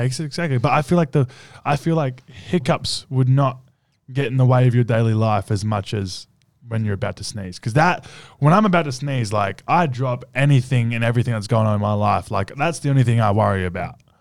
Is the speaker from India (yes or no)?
no; Australia; now in United States; me as an Australian in U S